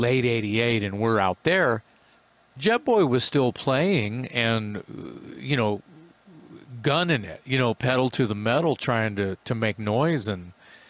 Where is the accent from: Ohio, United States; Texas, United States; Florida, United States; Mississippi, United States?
Texas, United States; we're from Texas